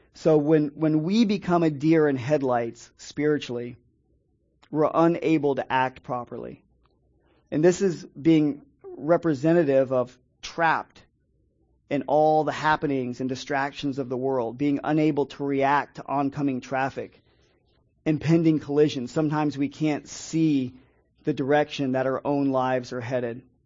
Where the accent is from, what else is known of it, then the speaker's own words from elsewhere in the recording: Dade City, Florida, United States; now in St. Petersburg, United States; I grew up in an area up in Dade City, Pasco County, where there's a lot of migrant workers